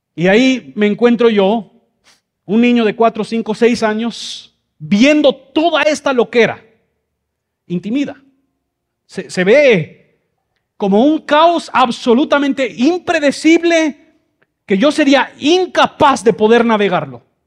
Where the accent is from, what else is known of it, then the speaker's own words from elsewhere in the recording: Mexico City, Mexico; moved away; yo crecí en Ciudad de México, por eso esta cara con este español